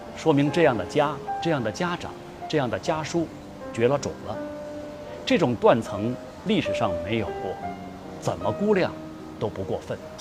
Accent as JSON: {"language": "Chinese", "country": "China", "said": "我们中国人"}